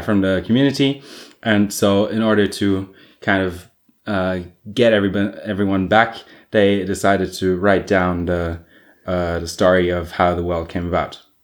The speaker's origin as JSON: {"language": "English", "country": "Germany", "tie": "born or raised there", "said": "I grew up in Protestant Prussia"}